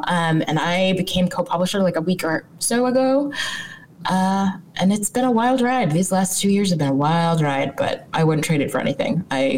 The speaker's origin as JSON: {"language": "English", "town": "Chicago", "region": "Illinois", "country": "United States", "tie": "born or raised there", "said": "I am from Chicago. I grew up on the South Side in South Suburbs. I went to high school in the South Suburbs."}